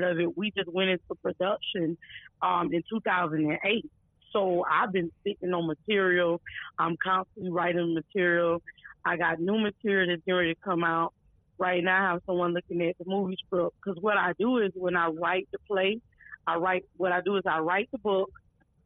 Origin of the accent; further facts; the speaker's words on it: Lakeland, Florida, United States; Born and raised out of Florida. That's my hometown. Matter of fact, born and raised out of Lakeland, Florida.